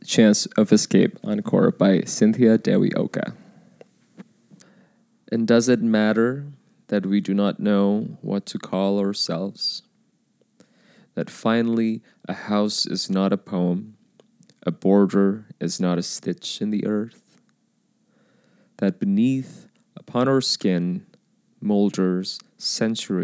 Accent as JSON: {"language": "English", "country": "Indonesia", "tie": "born or raised there", "moved": "yes", "said": "I was born in Indonesia"}